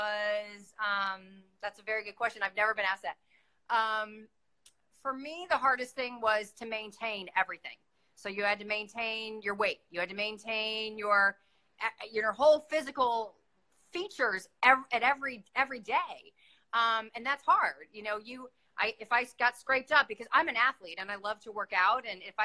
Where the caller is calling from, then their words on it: Miami, Florida, United States; Hi, I'm coming from Miami.